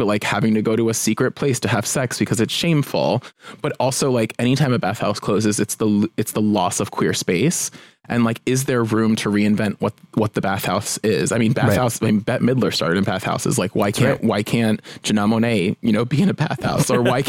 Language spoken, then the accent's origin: English; New Jersey, United States; now in Los Angeles, United States; I'm from Jersey.